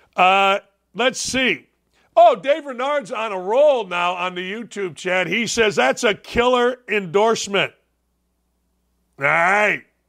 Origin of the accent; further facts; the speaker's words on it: Gary, Indiana, United States; I grew up in Gary, Indiana, in and around Gary, Indiana